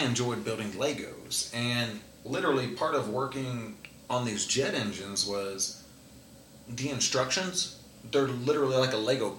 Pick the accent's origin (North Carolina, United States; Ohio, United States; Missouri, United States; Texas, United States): Missouri, United States; Fort Leonard Wood; also born or lived in Fairbanks, Alaska; I'm actually from Fort Leonard Wood, Missouri, which is an Army base.